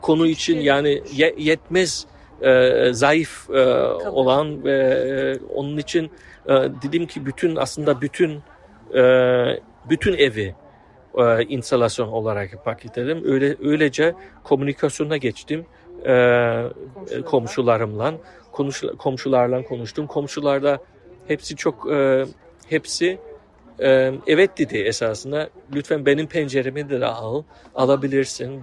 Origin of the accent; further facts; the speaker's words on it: Offenbach, Hesse, Germany; Turkish is a second language; moved away as an adult; also born or lived in Frankfurt; now in Berlin, Germany; önceden Offenbach e, şehirde doğdum ve büyüdüm